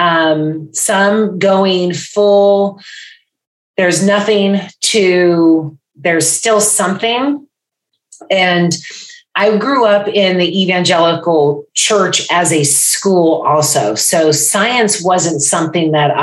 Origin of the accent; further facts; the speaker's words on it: Bay Area, California, United States; now in Florida, United States; I am in Florida now, originally from California, Bay Area.